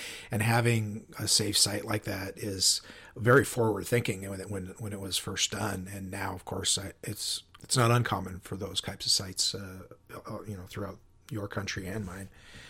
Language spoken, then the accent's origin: English; Spokane, Washington, United States; You know, I came from Spokane